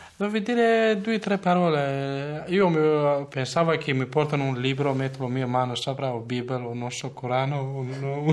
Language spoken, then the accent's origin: Italian; Kurdistan, Turkey; Italian is a second language; moved away as an adult; now in Verona, Italy; origine, origine sono curdo. Mi manca sempre, anche io prima non volevo lasciare la mia terra dove nato io.